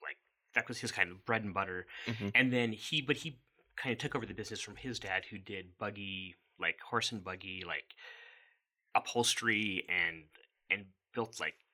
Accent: Newton, Kansas, United States; moved away; I'm originally from Kansas, Newton, Kansas.

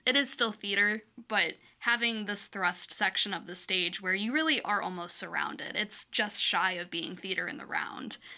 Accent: Michigan, United States; moved away as an adult; also born or lived in Iowa; now in Quad Cities, United States; I'm originally from Michigan. I just moved to, um, Iowa three years ago in the Quad Cities six months ago or so

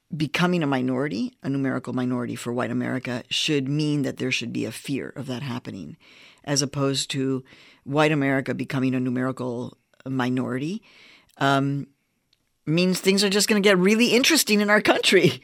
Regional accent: Chicago, Illinois, United States; also born or lived in Mexico; I was born in Mexico. I was raised on the south side of Chicago.

